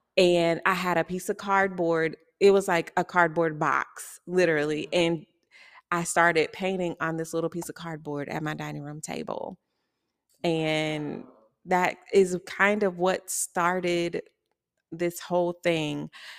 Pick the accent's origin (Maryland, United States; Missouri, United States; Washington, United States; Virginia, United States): Missouri, United States; Kansas City; also born or lived in Texas; I am, like Nikita just said, a visual artist here in Kansas City. I was born in Texas, raised here in Kansas City.